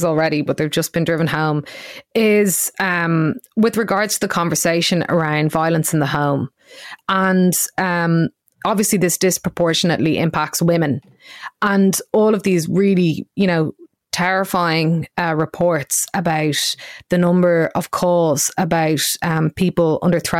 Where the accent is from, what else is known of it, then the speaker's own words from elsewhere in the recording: Ireland; as Irish people